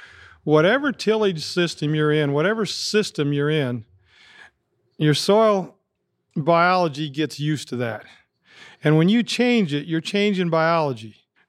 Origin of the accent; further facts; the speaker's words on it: Highland Township, Iowa, United States; We grew up out in Highland Township.